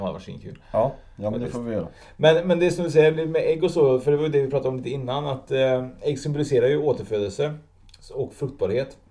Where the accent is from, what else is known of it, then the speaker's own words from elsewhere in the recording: Sweden; jag är egentligen född i Sverige med utländska föräldrar